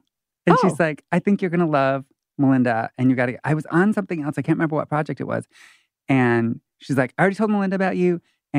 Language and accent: English; Michigan, United States; also born or lived in Oklahoma; now in Los Angeles, United States; I'm originally from Michigan, but I was living in Oklahoma.